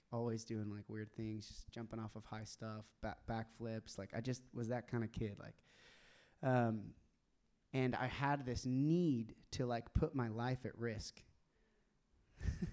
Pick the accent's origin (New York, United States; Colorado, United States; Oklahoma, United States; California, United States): Oklahoma, United States; Tulsa; I grew up in Tulsa, Oklahoma